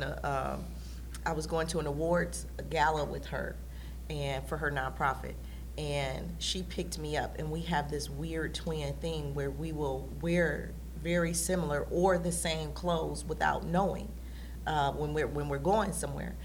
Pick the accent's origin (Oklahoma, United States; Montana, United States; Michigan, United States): Michigan, United States; Detroit; we were on the northwest side of Detroit